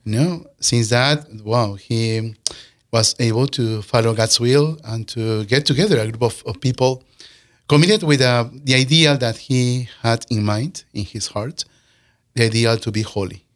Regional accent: Peru; moved away as an adult; also born or lived in California / Saint Paul, Minnesota; now in Sioux Falls, United States; we came from Peru

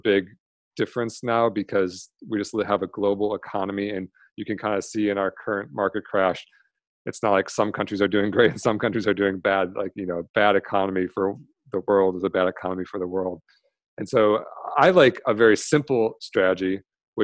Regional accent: Michigan, United States; now in San Diego, United States; I grew up in Michigan, now I'm in San Diego.

